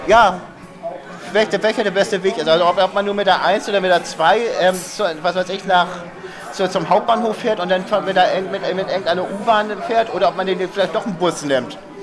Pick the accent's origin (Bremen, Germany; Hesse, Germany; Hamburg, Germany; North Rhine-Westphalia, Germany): Hamburg, Germany; also born or lived in Cuxhaven; bin ich an Blankes groß geworden. Also tiefstes Elbwasser